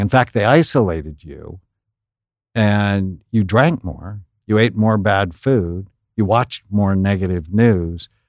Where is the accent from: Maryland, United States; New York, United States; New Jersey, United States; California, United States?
California, United States; San Fernando Valley; I grew up in the San Fernando Valley